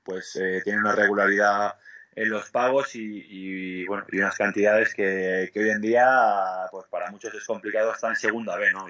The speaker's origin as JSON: {"language": "Spanish", "country": "Andorra", "also_born_or_lived": "Spain / Greece / Mexico / Italy", "moved": "as an adult", "said": "Yo salí de Andorra aquí con 19 años, había jugado en Andorra en, segunda división B y en tercera"}